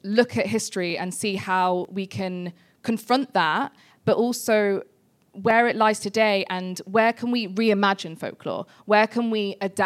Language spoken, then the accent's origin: English; Leicester, East Midlands, United Kingdom; we are from Leicester